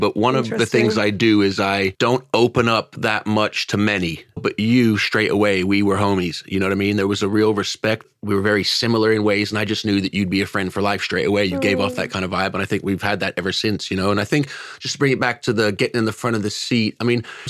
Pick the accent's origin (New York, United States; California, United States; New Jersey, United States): California, United States; accent: Yank; moved away as an adult; now in United Kingdom; I'm California born and raised, but my bloodline's from here